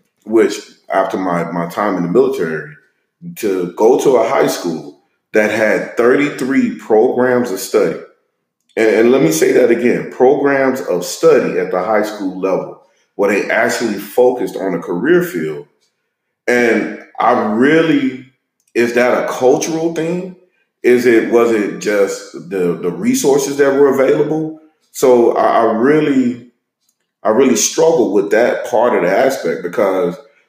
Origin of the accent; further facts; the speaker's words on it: Monroe, Louisiana, United States; moved away as an adult; also born or lived in Austin suburbs, Texas; now in Austin, United States; Growing up in Monroe, Louisiana, I attended an all-black elementary, an all-black middle school, an all-black high school